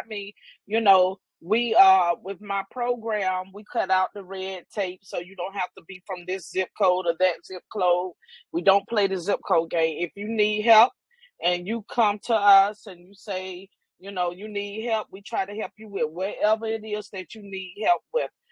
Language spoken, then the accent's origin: English; the Carolinas, United States; moved away; I am originally from the Carolinas